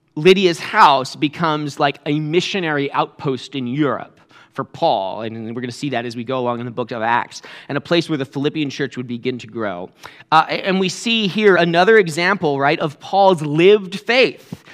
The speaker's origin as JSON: {"language": "English", "region": "New England", "country": "United States", "said": "I'm from New England"}